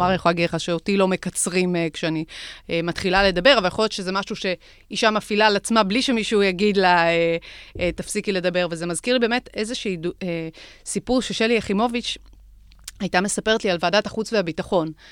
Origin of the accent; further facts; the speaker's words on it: Jerusalem District, Israel; מאזור ירושלים.